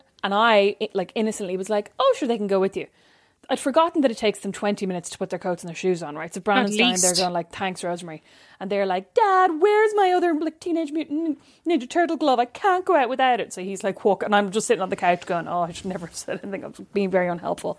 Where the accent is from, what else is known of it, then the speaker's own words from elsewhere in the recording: Ireland; we're Irish